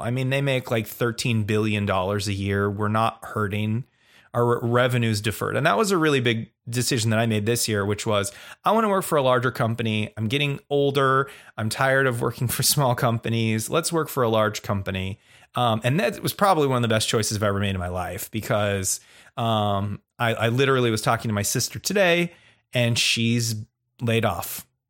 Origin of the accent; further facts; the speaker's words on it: Oregon, United States; I'm from Oregon